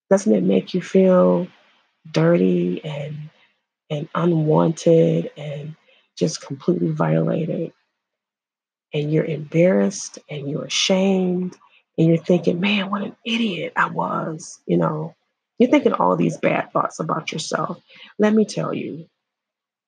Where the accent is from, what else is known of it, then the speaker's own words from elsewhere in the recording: Illinois, United States; I'm from Illinois